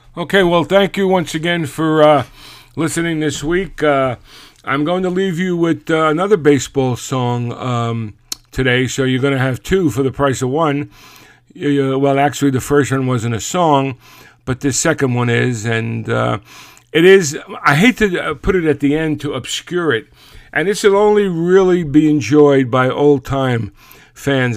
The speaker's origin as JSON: {"language": "English", "town": "New York City", "region": "New York", "country": "United States", "said": "being from Brooklyn"}